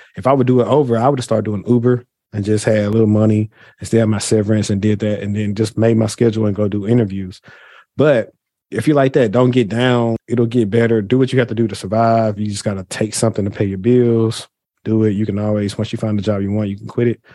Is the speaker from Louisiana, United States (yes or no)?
yes; Shreveport, Louisiana, United States; now in Dallas, United States; I'm from Shreveport, Louisiana.